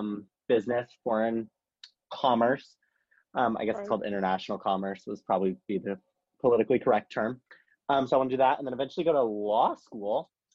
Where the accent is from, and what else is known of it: Canyon Lake, Texas, United States; born or raised there; moved away as an adult; also born or lived in San Antonio, Texas / Lexington, Kentucky